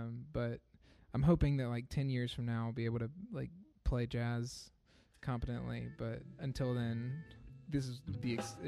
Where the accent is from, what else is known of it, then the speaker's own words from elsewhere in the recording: Black Mountain, North Carolina, United States; now in Chapel Hill, United States; I actually grew up in a little town outside of Asheville called Black Mountain. I currently live in Chapel Hill, North Carolina.